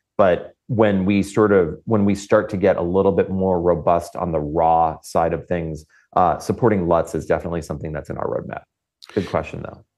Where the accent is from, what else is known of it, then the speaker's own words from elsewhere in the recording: Florida, United States; I come from Florida, and um, I I've witnessed countless hurricanes in my lifetime